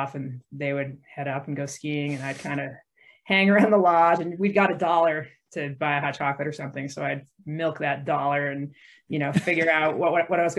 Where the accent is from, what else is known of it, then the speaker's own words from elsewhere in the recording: Vermont, United States; I grew up in Vermont